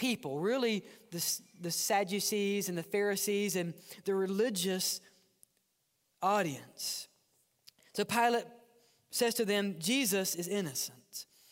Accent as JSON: {"language": "English", "region": "Mississippi", "country": "United States", "tie": "born or raised there", "also_born_or_lived": "New Orleans", "moved": "yes", "lives_now": "Birmingham, United States", "said": "I grew up in Mississippi near Memphis."}